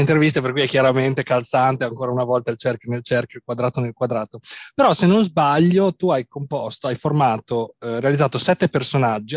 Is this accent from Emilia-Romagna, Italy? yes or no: yes; Bologna, Emilia-Romagna, Italy; Bologna è la mia città natale